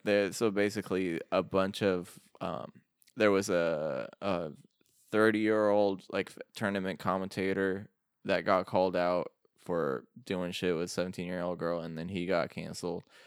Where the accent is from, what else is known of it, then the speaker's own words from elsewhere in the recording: Iraq; moved away; I'm from Iraq